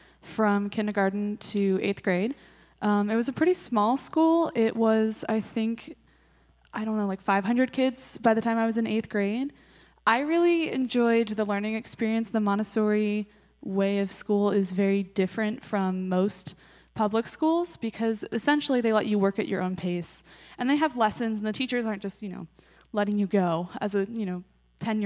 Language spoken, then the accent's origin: English; Diamond Springs, California, United States; I am from Diamond Springs, California, which is a tiny town near Placerville